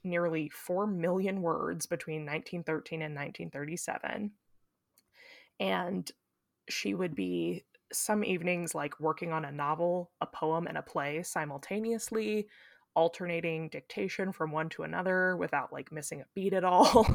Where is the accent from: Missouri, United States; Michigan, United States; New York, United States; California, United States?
Missouri, United States; I thought it was about time I gave you some macabre Missouri.